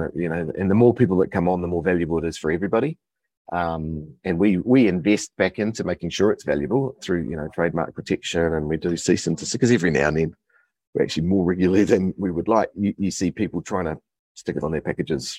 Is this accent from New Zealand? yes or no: yes; New Zealand